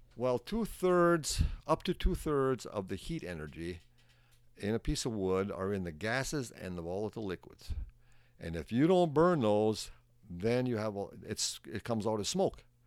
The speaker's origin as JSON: {"language": "English", "town": "Soudan", "region": "Minnesota", "country": "United States", "tie": "born or raised there", "also_born_or_lived": "Virginia, Minnesota / Tower, Minnesota", "said": "I was born in Sudan, Minnesota."}